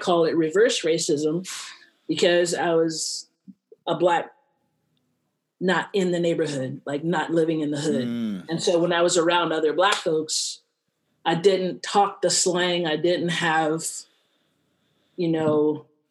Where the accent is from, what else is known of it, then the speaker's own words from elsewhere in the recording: Buena Park, California, United States; also born or lived in Gary, Indiana; we moved from there to California, grew up in Buena Park, Orange County area